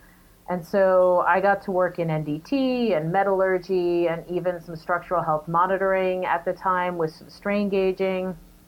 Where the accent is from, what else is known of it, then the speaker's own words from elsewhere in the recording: New Jersey, United States; moved away as an adult; also born or lived in New York; And then from there, I moved to New York. I'm originally from New Jersey.